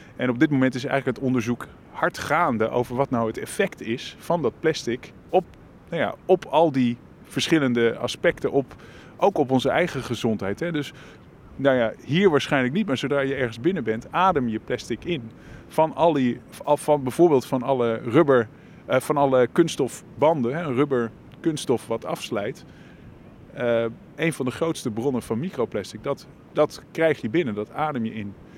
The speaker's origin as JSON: {"language": "Dutch", "town": "Leiden", "region": "South Holland", "country": "Netherlands", "said": "Ik kom uit Leiden."}